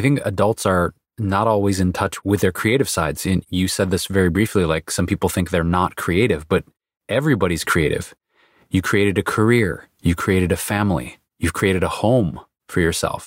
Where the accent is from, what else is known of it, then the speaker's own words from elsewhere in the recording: Detroit, Michigan, United States; going back to childhood, growing up in Detroit, it was pretty much soul music, R and B, Motown, and classic rock